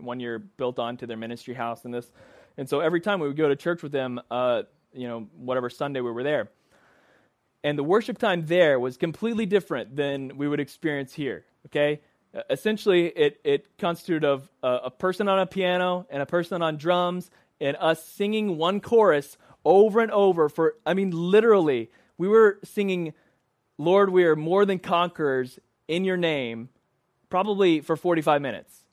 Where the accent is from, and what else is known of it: Dallas, Texas, United States; born or raised there; moved away